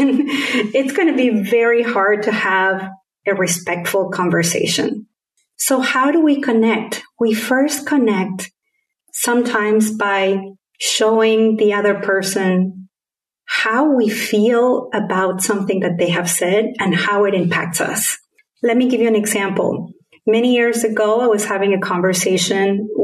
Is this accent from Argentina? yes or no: yes; Argentina; first language Spanish; English is a second language; moved away; also born or lived in Caribbean / United States; my particular accent is a combination of having been brought up in Argentina with Spanish as my first language, and then having lived in different countries in the Caribbean and in the US